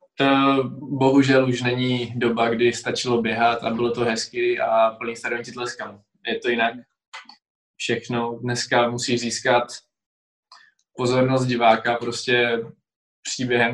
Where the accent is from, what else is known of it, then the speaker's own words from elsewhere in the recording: Czechia; tady u nás v Hronině, v mém mm-hmm. home city